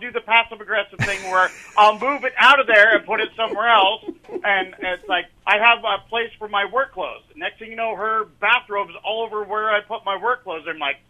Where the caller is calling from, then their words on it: Marshall, United States; This is … out here in Marshall.